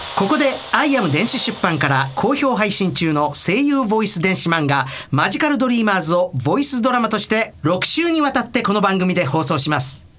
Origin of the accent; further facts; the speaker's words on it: Osaka, Japan; accent: Osaka dialect; 僕の大阪弁